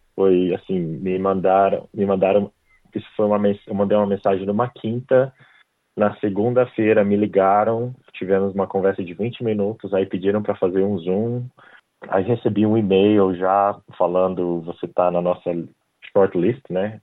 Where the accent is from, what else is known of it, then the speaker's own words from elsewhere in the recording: Brazil; moved away as an adult; now in Australia; eu saí do Brasil